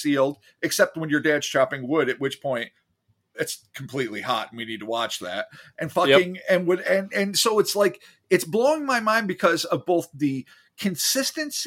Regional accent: New York, United States; I'm a New Yorker

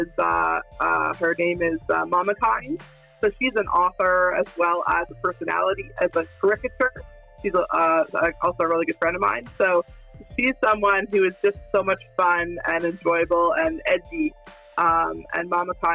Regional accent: Calgary, Alberta, Canada; also born or lived in Vancouver, Canada; in Calgary. So in high school, we used to hang out in South Glenmore at nighttime

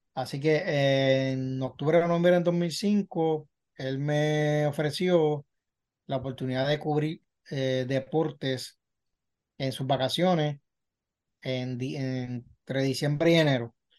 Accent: Puerto Rico; also born or lived in Medellín, Colombia; a los dos nos adoptaron y nos trajeron a Puerto Rico. Este, y ambos nos criaron juntos

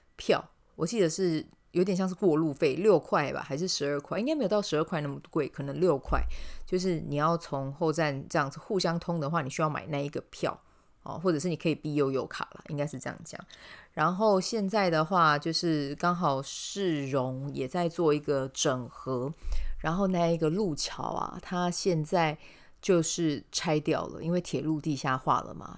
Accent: Kaohsiung, Taiwan; 让我自己身为高雄人是蛮感到骄傲的

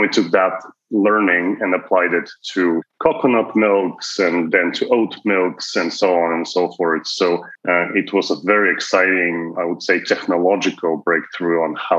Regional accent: Bulgaria; moved away as an adult; also born or lived in Toronto, Canada; now in United States; I am Canadian and before that, Bulgarian. So lived in Europe for a long time, then moved to Toronto, spent a good chunk of my career there, and then in the United States since 2010.

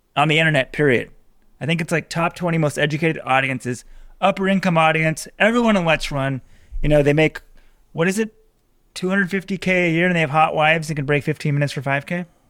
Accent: Texas, United States; I'm from Texas

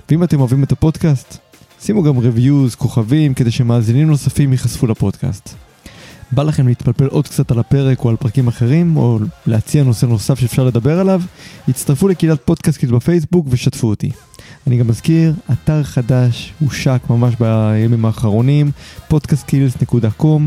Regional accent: Haifa, Haifa District, Israel; רק שתבין, אני מגיע מחיפה. שתמיד הבטיחו לנו שיפנו את הבית

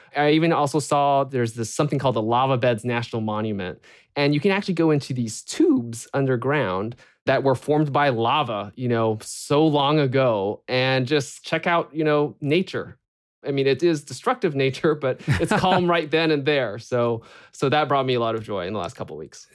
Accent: Bay Area, California, United States; growing up in the Bay Area

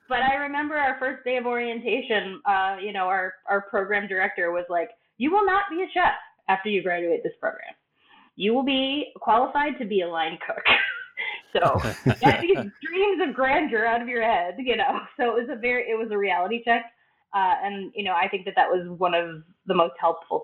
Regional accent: Evanston, Illinois, United States; moved away; also born or lived in Madison, Wisconsin; in my hometown of Evanston, Illinois, which is where I'm from originally

